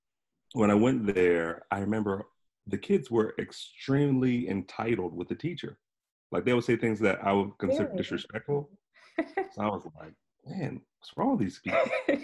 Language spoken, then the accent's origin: English; Harrisburg, Pennsylvania, United States; Harrisburg, Pennsylvania.